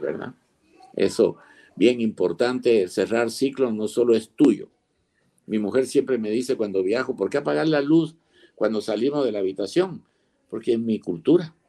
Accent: Guatemala; also born or lived in Spain / Seville; yo nací en España, vine pequeño

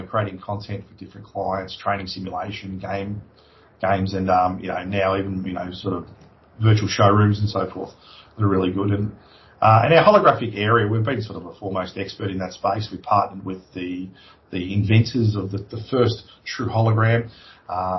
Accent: Australia; moved away as an adult; also born or lived in London; I come home and I took that technology, and I was the one who sort of started that whole industry here in Australia

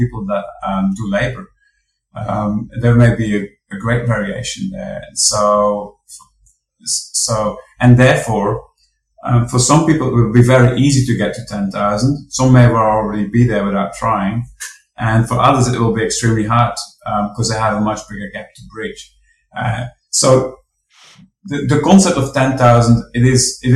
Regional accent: Belgium; now in Australia; I am from Belgium

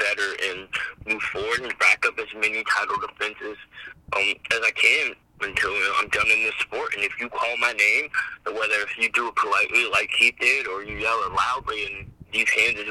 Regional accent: Virginia, United States; here in my home state

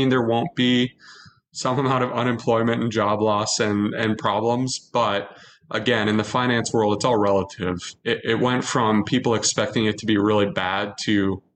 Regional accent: Minnesota, United States; as a Minnesotan

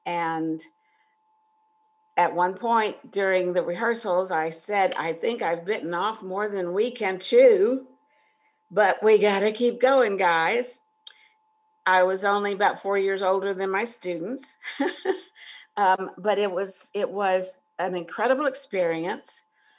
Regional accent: Houston, Texas, United States; I applied for a job at my alma mater, which was Spring Branch High School.

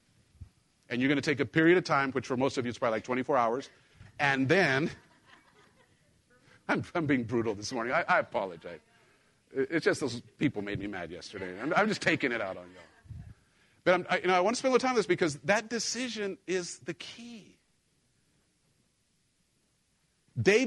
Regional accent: Mexico; moved away; I grew up in Mexico

